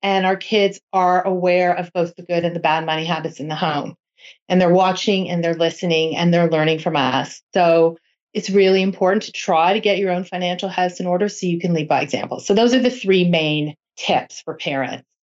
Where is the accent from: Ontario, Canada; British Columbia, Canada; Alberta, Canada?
Ontario, Canada; Toronto; I am from Toronto